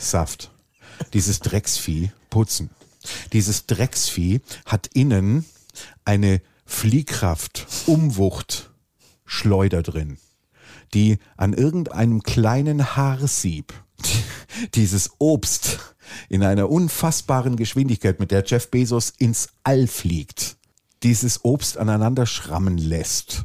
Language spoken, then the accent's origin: German; Swabia, Germany; ich bin Schwabe